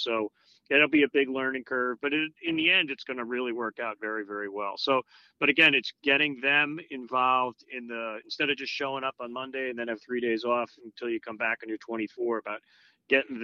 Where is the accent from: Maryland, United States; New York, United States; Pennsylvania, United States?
New York, United States; Long Island; born or raised there; now in Connecticut, United States